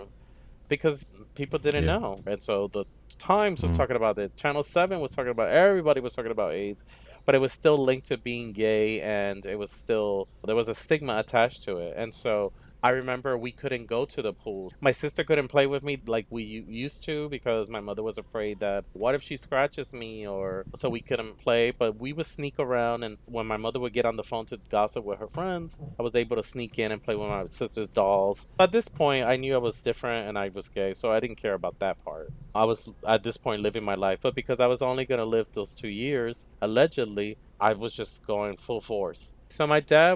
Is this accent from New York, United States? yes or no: yes; New York City, New York, United States; I grew up in Harlem